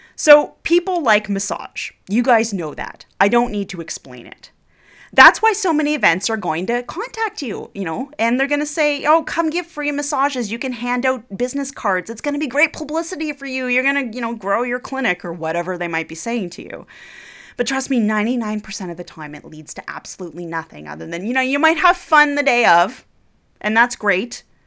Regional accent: Canada; I'm Canadian

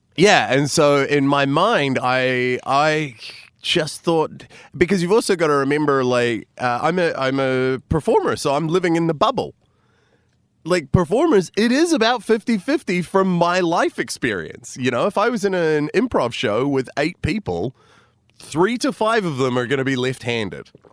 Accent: New Zealand; also born or lived in United States / Chicago; I was born in America, raised in New Zealand, and then I went back and, uh, trained in Chicago

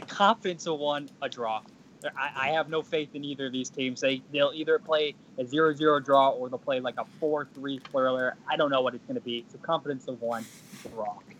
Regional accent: Chicago, Illinois, United States; I'm from Chicago

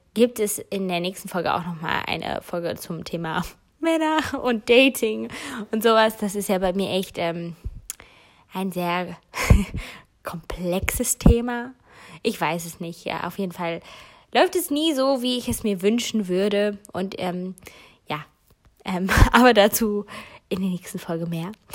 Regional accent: Cologne area, North Rhine-Westphalia, Germany; moved away; Köln ist wirklich meine Heimat

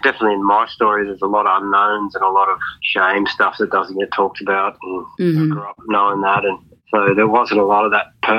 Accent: Wathaurong country, Victoria, Australia; now in Queensland, Australia; I grew up down on Wathaurong country.

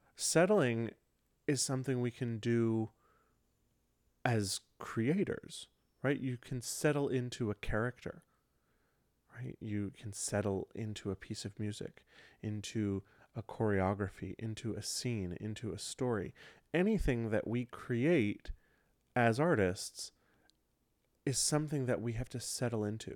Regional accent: Michigan, United States; moved away; my home, home where I grew up in Michigan

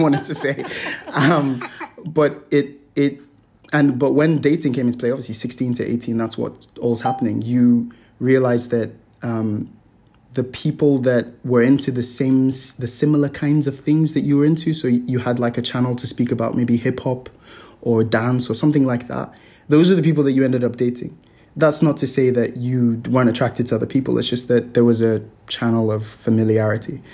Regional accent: Nigeria; now in Hong Kong; growing up in Nigeria in the West

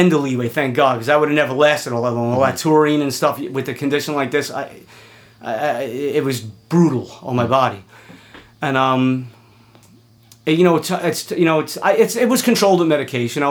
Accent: New York City, New York, United States; I'm from Queens

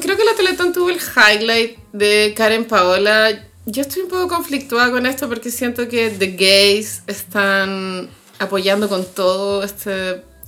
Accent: Chile; nuestra identidad como chilenos

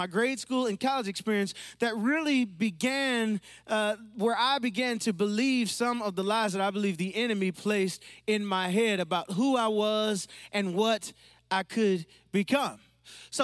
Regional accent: Pontiac, Michigan, United States; also born or lived in Waterford, Michigan / Oxford, Michigan; I grew up and I was raised in Pontiac, Michigan, not too far from here.

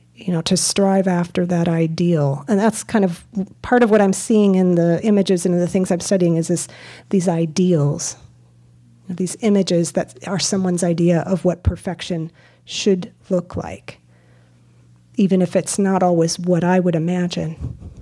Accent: Midwest, United States; I'm from the Midwest

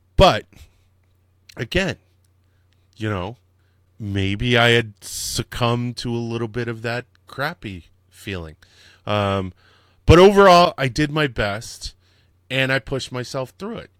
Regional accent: Connecticut, United States; also born or lived in Dallas, Texas; now in New York, United States; I was born in Dallas, but my mom remarried, and then we moved to Connecticut. And in Connecticut, they have all these historical things that you go on so many field trips in elementary and middle school

